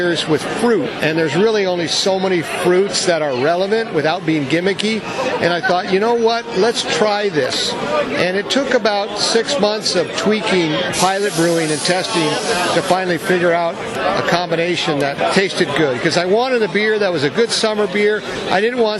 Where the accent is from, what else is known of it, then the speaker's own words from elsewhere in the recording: United States; I'm American.